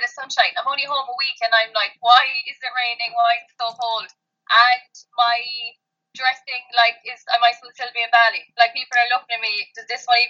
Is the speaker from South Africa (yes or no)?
no; Kerry, Munster, Ireland; moved away as an adult; now in Cork, Ireland; I'm from Kerry